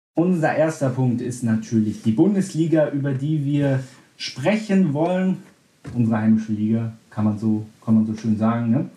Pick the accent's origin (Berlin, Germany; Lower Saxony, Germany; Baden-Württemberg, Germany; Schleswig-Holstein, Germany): Berlin, Germany; ich als gebürtiger Berliner